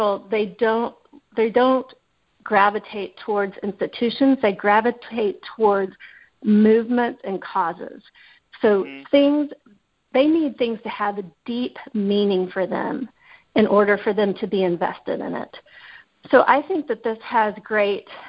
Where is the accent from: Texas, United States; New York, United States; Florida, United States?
Texas, United States; Dallas-Fort Worth area; I'm originally from the Dallas-Fort Worth area